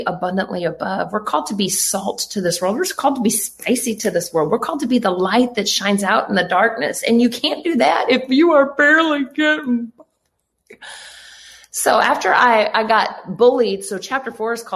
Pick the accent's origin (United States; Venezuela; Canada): Canada; I was born in Canada